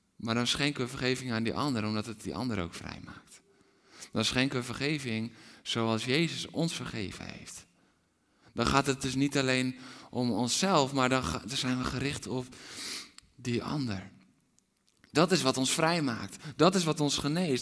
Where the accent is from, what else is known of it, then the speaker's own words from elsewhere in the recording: Netherlands; We zijn Nederlanders